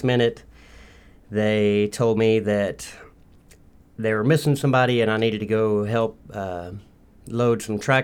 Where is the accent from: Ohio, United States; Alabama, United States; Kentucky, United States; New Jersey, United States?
Kentucky, United States; Lexington; also born or lived in Orlando, Florida / Nashville, Tennessee / Clarksville, Tennessee / Bourbon County, Kentucky; I was born in Lexington, Kentucky